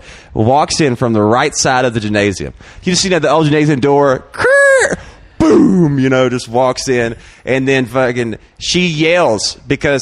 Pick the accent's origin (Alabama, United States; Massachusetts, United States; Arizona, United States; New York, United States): Alabama, United States; now in Austin, United States; I'm from Alabama in a trailer.